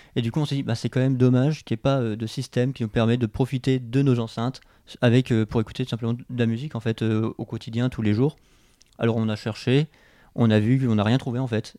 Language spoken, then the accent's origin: French; Abbeville, Hauts-de-France, France; moved away as an adult; now in Lille, France; je suis originaire de Picardie, je viens d'Abbeville. j'ai eu un parcours assez, classique, j'ai fait un bac littéraire dans le lycée de ma ville à Abbeville